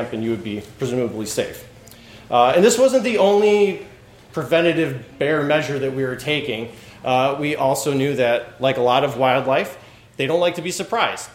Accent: Chicago, Illinois, United States; I grew up in Chicago my whole life.

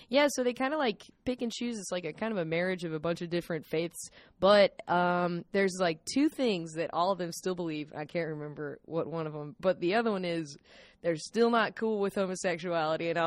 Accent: the South, United States; I was raised Episcopalian in the South um, where there was like one Episcopal church in my small hometown

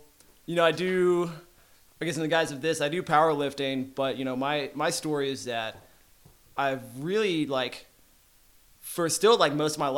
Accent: Arlington, Texas, United States; Arlington, Texas.

